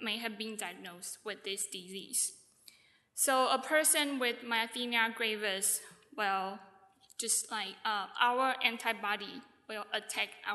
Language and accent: English; Taiwan; I'm from Taiwan.